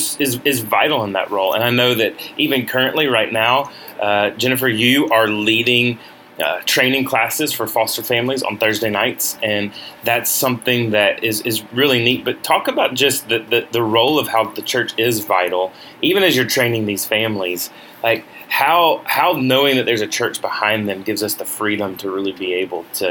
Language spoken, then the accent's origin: English; Deep South, United States; we're coming obviously from the Deep South